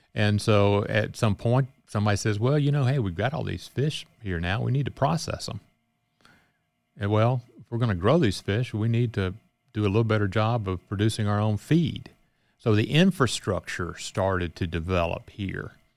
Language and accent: English; Cleveland, Mississippi, United States; also born or lived in Greenville, Mississippi / Louisiana; I was born in Greenville and grew up in Cleveland and had a chance to come back home